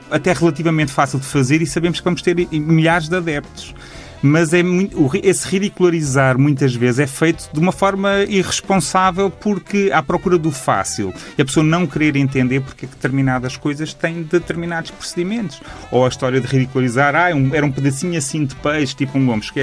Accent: Lisbon, Portugal; até porque nós somos de Lisboa, não há que escamotear isso

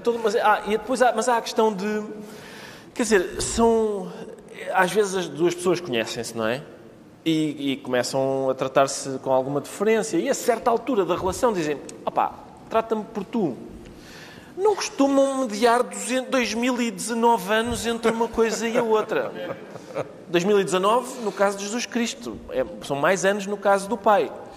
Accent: Portugal; eu sou português

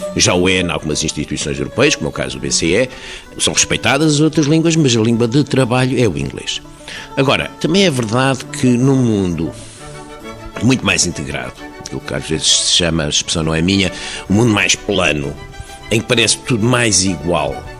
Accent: Portugal; Nós somos portugueses porque temos uma língua, temos uma história

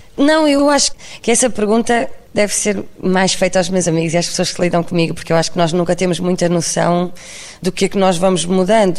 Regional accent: Barcelos, Braga, Portugal; eu sou de Barcelos

